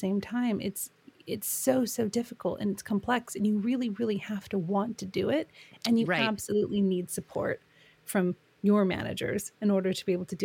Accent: United States; accent: American; moved away as an adult; now in United Kingdom; I am American. I've lived in the UK for a long time

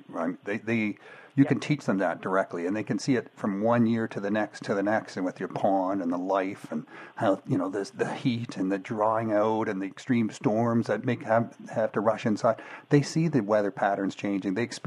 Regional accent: Georgetown, Ontario, Canada; I grew up in Georgetown, like not far from Cambridge

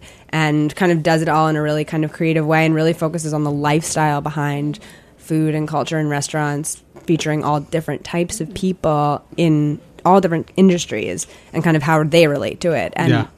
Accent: Connecticut, United States; We grew up in Connecticut, just outside New York City

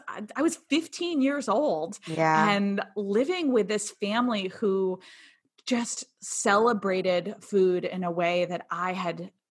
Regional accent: Connecticut, United States; I grew up in Connecticut. I had a pretty typical childhood.

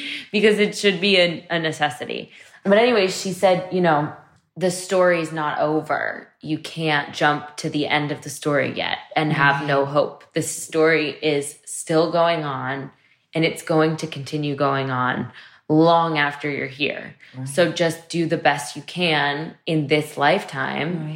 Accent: New York, United States; growing up in Manhattan

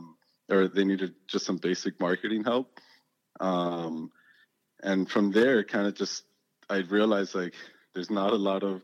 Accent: Hialeah, Florida, United States; moved away as an adult; also born or lived in Miami; I came from Hialeah. I grew up there.

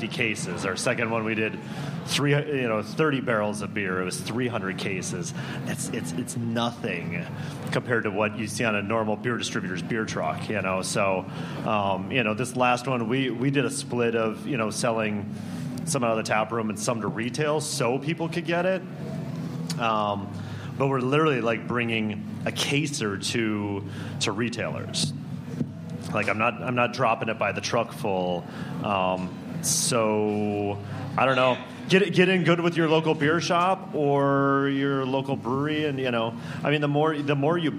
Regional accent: Minneapolis, Minnesota, United States; moved away; I'm from Minneapolis originally

